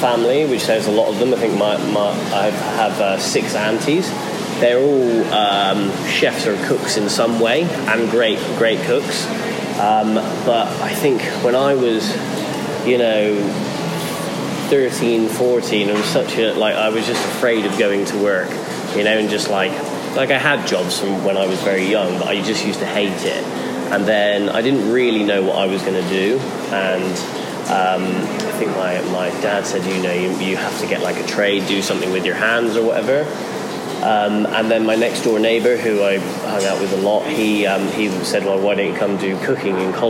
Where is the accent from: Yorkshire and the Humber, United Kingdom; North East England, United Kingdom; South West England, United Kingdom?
South West England, United Kingdom; Portishead; In a place called Portishead, in just outside of Bristol in England